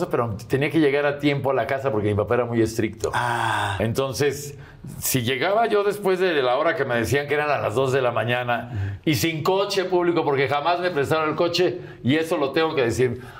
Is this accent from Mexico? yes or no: yes; Coapa, Mexico City, Mexico; No, ah, yo soy de Lavante, de Miramontes. Allá de Miramontes para allá.